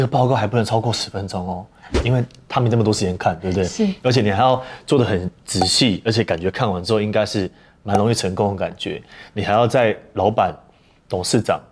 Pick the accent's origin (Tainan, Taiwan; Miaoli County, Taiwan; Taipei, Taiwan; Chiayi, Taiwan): Taipei, Taiwan; 因为我是台北长大的小孩